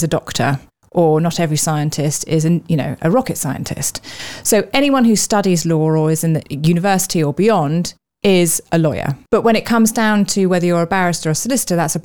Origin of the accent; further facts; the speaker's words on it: London, United Kingdom; I grew up also in London